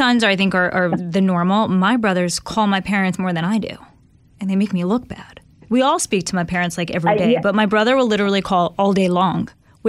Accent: New York City, New York, United States; moved away; So I'm from Staten Island, New York, born and raised, and very Italian.

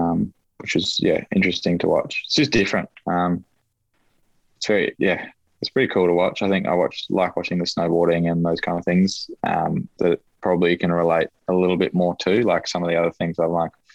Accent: Queensland, Australia; growing up in Queensland, probably don't have it as much in a Tasmanian sense, but you grow up a lot with NRL

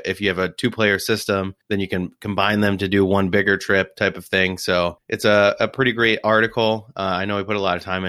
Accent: Detroit, Michigan, United States; I'm from Detroit, man.

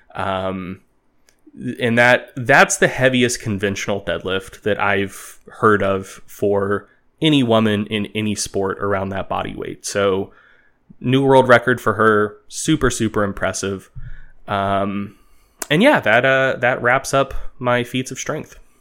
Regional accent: United States; as an American making this podcast

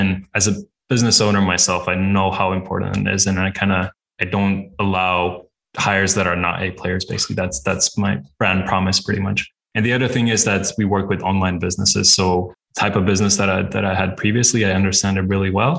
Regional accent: Latvia; now in Budapest, Hungary; I'm based in Budapest, Hungary, but originally I'm from Latvia

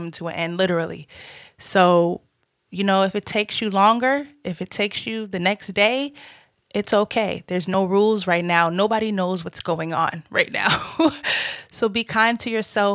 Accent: Boston, Massachusetts, United States; moved away as an adult; also born or lived in Georgia; now in Los Angeles, United States; I'm originally from Boston, Massachusetts

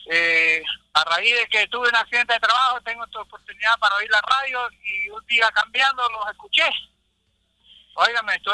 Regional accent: Ecuador; now in Florida, United States

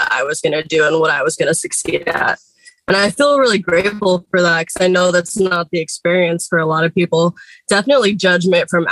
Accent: Seattle, Washington, United States; I grew up in Seattle, Washington.

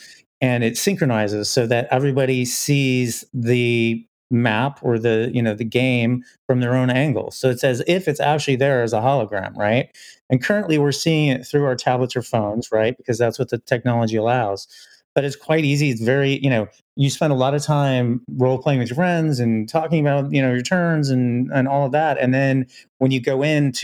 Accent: Illinois, United States; I was growing up in Illinois

